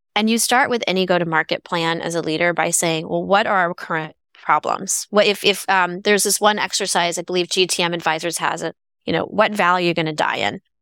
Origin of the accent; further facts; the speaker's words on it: Bay Area, California, United States; growing up in the Bay Area